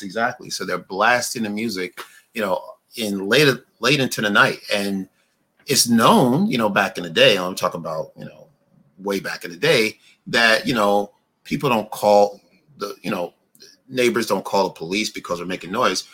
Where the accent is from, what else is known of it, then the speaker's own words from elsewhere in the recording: New York, United States; also born or lived in Brooklyn; I grew up in New York. I lived in Brooklyn for quite a while.